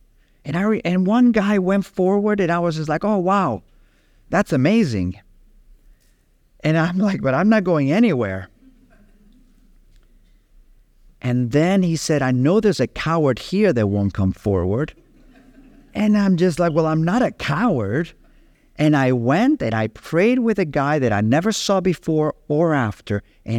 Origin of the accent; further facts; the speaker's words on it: Capdepera, Balearic Islands, Spain; I remember as a young boy growing up in Capdepera and my best friend being a Christian